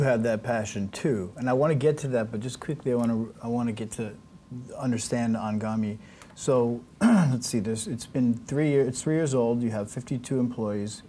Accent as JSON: {"language": "English", "country": "United States", "moved": "yes", "said": "I'm American"}